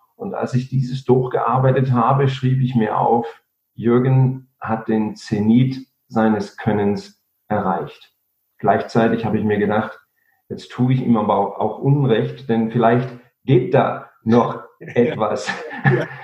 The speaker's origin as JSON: {"language": "German", "country": "Germany", "said": "bei uns in Deutschland"}